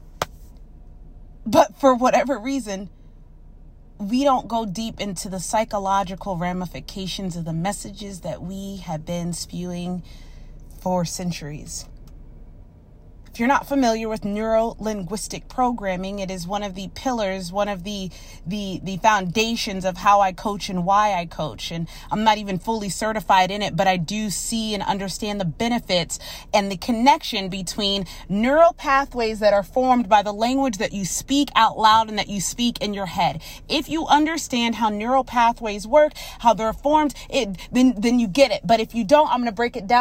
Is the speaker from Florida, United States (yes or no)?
yes; Orlando, Florida, United States; I grew up here in Orlando